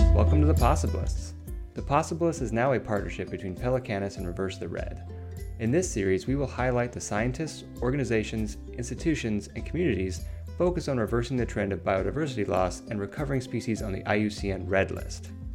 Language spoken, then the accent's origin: English; United States; being ignorant Americans